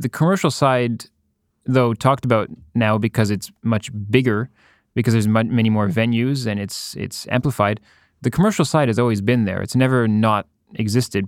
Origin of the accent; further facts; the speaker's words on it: Ottawa, Ontario, Canada; moved away as an adult; also born or lived in Berlin; now in Montreal, Canada; I grew up in Ottawa. I was born in Ottawa, grew up